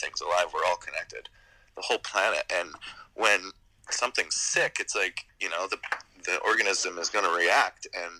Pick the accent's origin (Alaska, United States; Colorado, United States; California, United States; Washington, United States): California, United States; I'm Californian, because we live in this kind of semi-social democracy in our state.